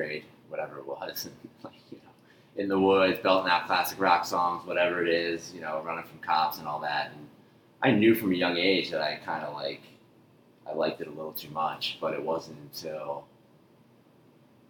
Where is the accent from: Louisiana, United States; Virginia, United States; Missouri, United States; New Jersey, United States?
New Jersey, United States; Haddonfield; I grew up in South Jersey, a little town called Haddonfield, right outside of Philadelphia.